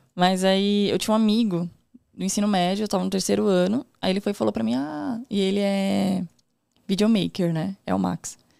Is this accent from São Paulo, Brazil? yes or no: yes; São Paulo, Brazil; also born or lived in Morro Doce, São Paulo; Atualmente eu moro lá no Morro Doce, porque eu morava no Campo Limpo, Zona Sul. Nasci lá, vivi uhum. até os 19 anos